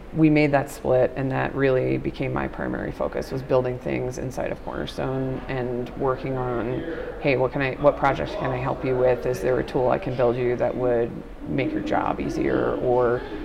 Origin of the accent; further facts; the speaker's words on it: Nassau County, Long Island, New York, United States; now in Dallas, United States; grew up on the South Shore, Nassau County